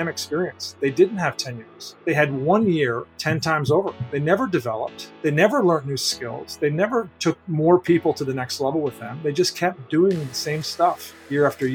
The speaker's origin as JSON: {"language": "English", "country": "Canada", "tie": "born or raised there", "moved": "yes", "said": "12 years old, growing up in Canada"}